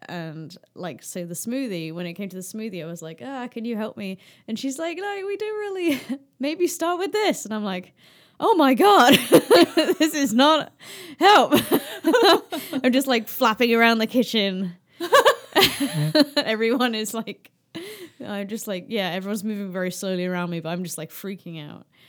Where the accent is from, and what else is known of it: United Kingdom